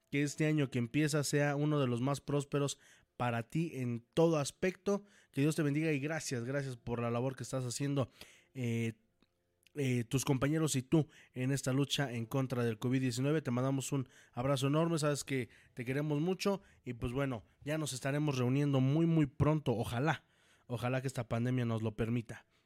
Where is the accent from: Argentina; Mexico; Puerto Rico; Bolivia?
Mexico; Guadalajara, Jalisco; Y sí, soy, soy tapatía.